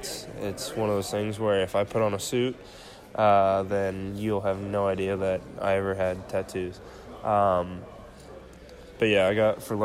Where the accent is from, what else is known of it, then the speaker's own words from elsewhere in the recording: Illinois, United States; I mean, that'll definitely always be home. In the Midwest, if you've never been there, it's interesting.